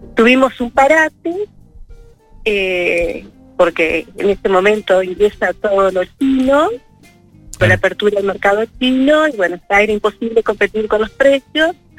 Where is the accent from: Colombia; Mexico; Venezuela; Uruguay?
Uruguay; Como muchos uruguayos y uruguayas